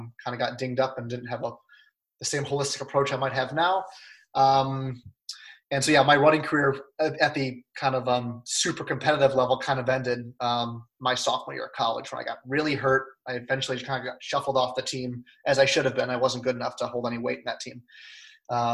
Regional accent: Lisle, Illinois, United States; I grew up in Lyle, Illinois, so a western suburb of Chicago.

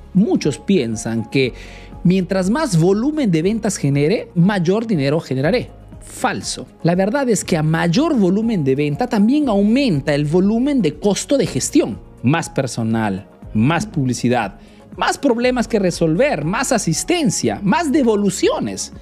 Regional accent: Peru; now in Italy

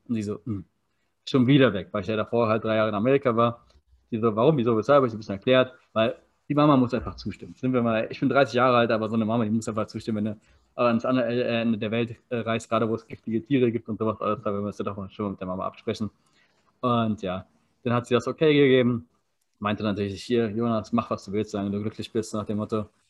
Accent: Berlin, Germany; also born or lived in Maryborough, Queensland, Australia; now in Potsdam, Germany; ich komme aus Berlin, wohne jetzt in Potsdam

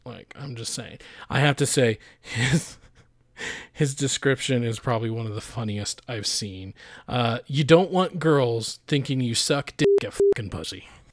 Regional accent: Idaho, United States; I'm from Idaho

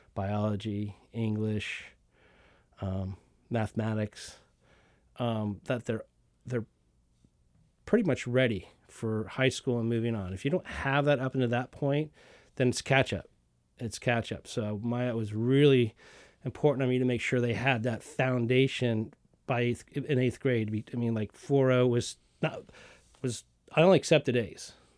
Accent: the South, Southern United States, United States; being a Southerner with my mom and, and my mom canned

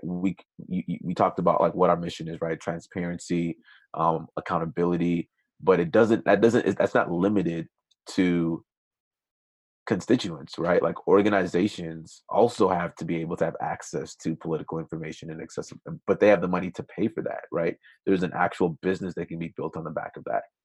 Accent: Minnesota, United States; also born or lived in Nigeria; ended up immigrating to the United States when I was six with my family. Grew up in Minnesota

